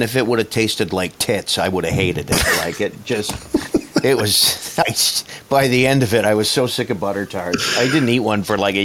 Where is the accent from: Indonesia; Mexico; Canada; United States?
Canada; being Canadian